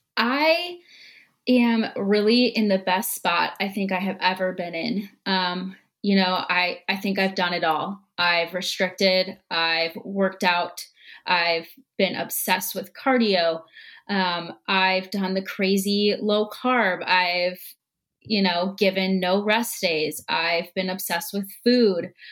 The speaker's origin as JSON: {"language": "English", "town": "Minneapolis", "region": "Minnesota", "country": "United States", "said": "I'm from Minnesota in the Twin Cities"}